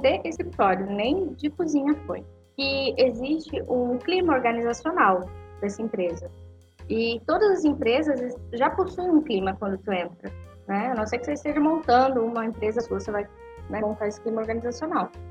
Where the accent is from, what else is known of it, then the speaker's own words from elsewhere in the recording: Foz do Iguaçu, Paraná, Brazil; eu sou de Foz do Iguaçu, do Paraná